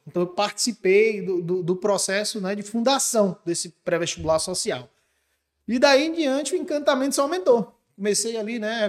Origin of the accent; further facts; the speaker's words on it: Barreiras, Bahia, Brazil; moved away as an adult; Eu sou de Barreiras, chega? natural de Barreiras. Nasci, me criei e me formei em Barreiras.